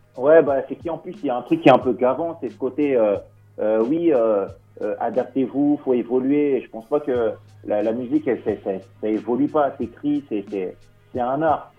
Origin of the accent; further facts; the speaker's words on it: Cergy, Île-de-France, France; Nous, on est du 95. Moi, je suis sur Sergi